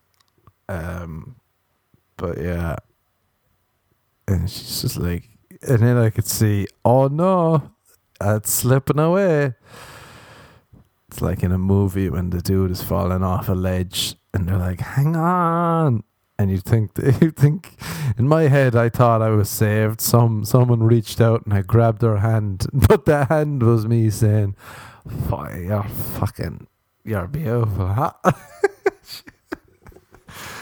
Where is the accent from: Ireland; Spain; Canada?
Ireland; I'm Irish